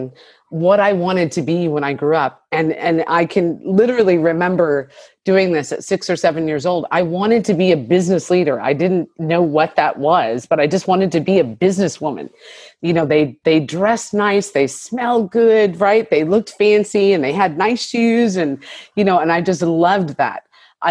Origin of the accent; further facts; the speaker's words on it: Monterey Bay, California, United States; being a biracial family and growing up in Monterey Bay